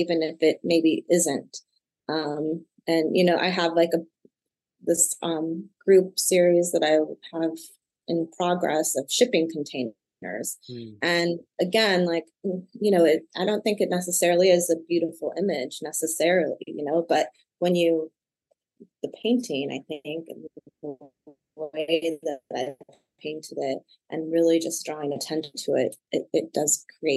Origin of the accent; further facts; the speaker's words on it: Michigan City, Indiana, United States; moved away; also born or lived in Cincinnati, Ohio; I was born in Michigan City, Indiana, which is an hour outside of Chicago.